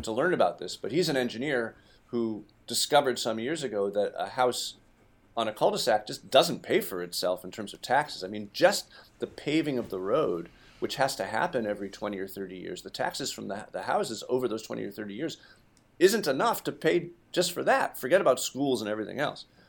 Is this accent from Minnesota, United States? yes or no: no; Brookline, Massachusetts, United States; my hometown of Brookline